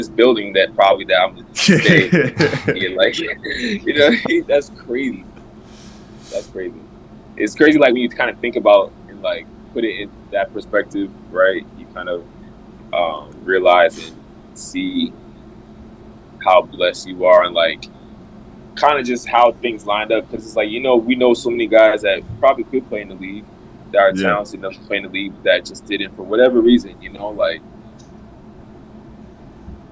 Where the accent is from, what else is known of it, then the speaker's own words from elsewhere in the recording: Providence, Rhode Island, United States; moved away; play for my hometown